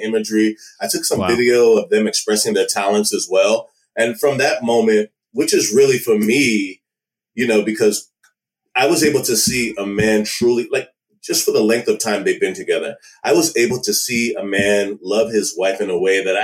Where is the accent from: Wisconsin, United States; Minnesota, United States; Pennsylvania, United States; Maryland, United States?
Maryland, United States; also born or lived in Washington, D.C. / Nigeria; I was born in DC and raised in Maryland.